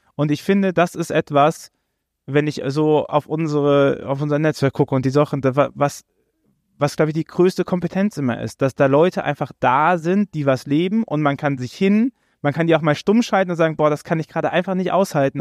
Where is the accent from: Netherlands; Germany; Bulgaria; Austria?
Germany; Rhineland; ich bin halt Rheinländer.